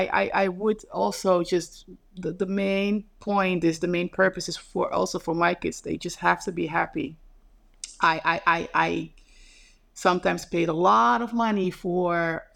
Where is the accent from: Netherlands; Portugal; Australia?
Netherlands; now in New York, United States; I'm just like, I come from Holland being modern and then all of a sudden.